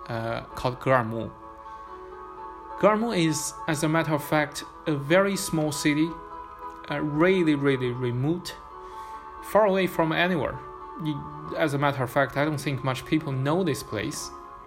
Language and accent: English; Xining, Qinghai, China; born there; But the reason why I was born in Xining is because my father was working there. My father was working in Qinghai province by the time I was born.